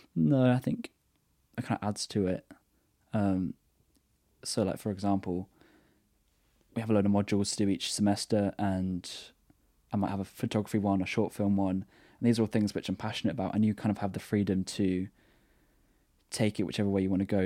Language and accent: English; Brighton, South East England, United Kingdom; I'm from Brighton, so by the sea.